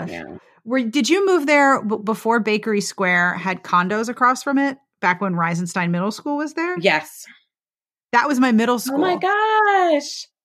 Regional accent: Pittsburgh, Pennsylvania, United States; moved away; One, you live in my hometown.

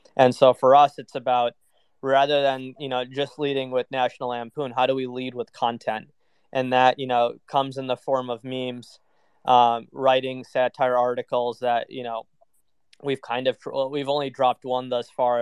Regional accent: Minnesota, United States; moved away as an adult; also born or lived in New York / London; I grew up in Minnesota

